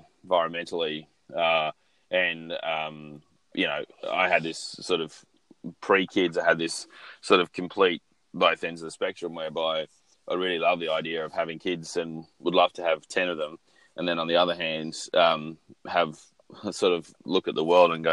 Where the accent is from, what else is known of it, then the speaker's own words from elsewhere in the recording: Australia; I'm a white male, growing up in Australia